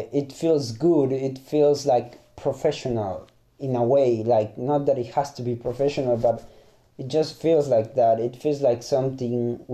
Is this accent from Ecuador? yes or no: yes; Ecuador; first language Spanish; English is a second language; moved away as an adult; now in Germany; I'm from Ecuador. I speak Spanish as a mother tongue